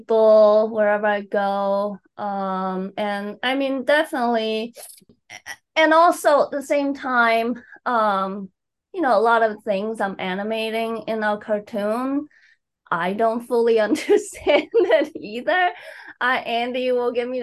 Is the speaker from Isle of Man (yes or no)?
no; Taipei, Taiwan; English is a second language; moved away as an adult; also born or lived in South Africa / Lincolnville, Maine; now in Portland, United States; I grew up in Taipei for the most of my life, one of the busiest city in the world.